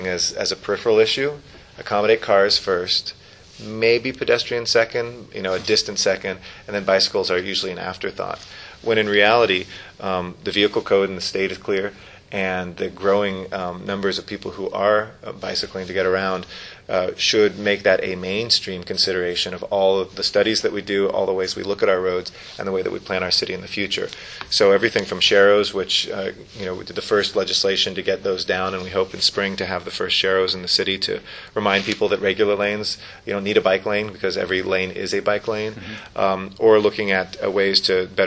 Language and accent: English; Los Angeles, California, United States; born or raised there